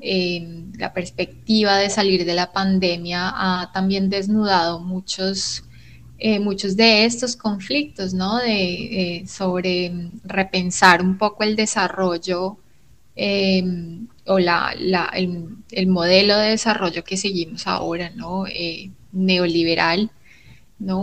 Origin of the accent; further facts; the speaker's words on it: Colombia; como latinoamericanos y como colombianos